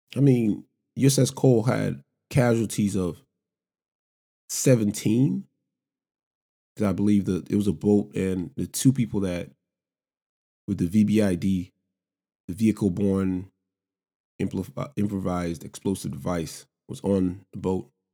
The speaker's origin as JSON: {"language": "English", "region": "Lagos", "country": "Nigeria", "tie": "born or raised there", "also_born_or_lived": "Savannah, Georgia, United States", "moved": "as an adult", "lives_now": "United States", "said": "I'm an immigrant, born and raised in Lagos, Nigeria"}